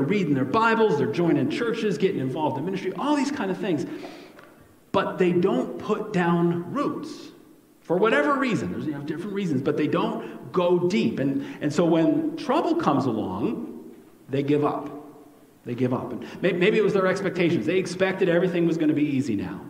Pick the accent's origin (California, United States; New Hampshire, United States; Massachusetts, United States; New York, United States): New York, United States; now in Iowa, United States; the kind of soil I grew up with in New York